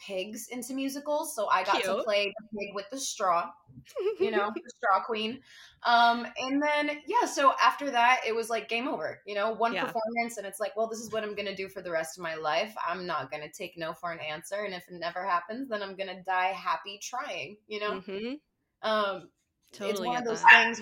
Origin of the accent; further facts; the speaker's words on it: New York City, New York, United States; I grew up in Brooklyn, New York City.